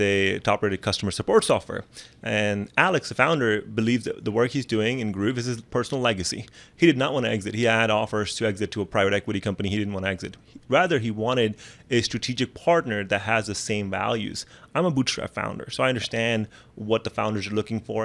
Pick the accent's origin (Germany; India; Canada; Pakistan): Pakistan; moved away; I come from Pakistan